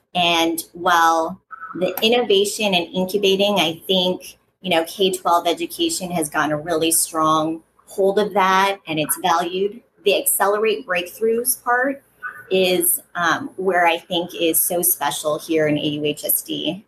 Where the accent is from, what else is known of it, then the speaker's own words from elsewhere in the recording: Fountain Valley, California, United States; I grew up here in Orange County in in Fountain Valley